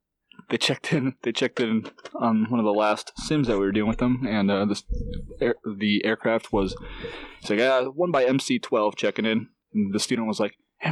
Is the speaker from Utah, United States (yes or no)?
no; Wisconsin, United States; I'm from Wisconsin